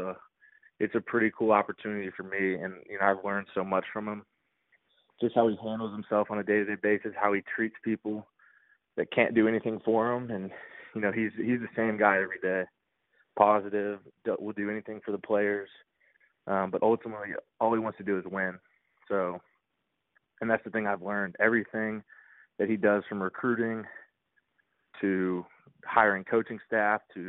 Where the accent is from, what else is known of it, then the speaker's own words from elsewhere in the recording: Dallas, Texas, United States; now in Chapel Hill, United States; I grew up in Dallas, and I was the biggest Texas Longhorns fan growing up